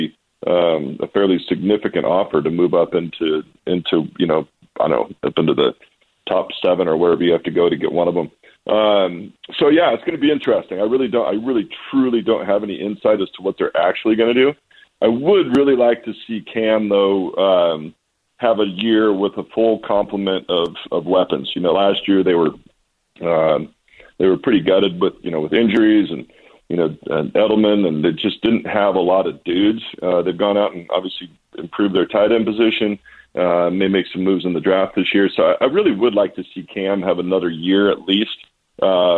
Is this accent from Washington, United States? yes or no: yes; Walla Walla, Washington, United States; also born or lived in New England; out here in my hometown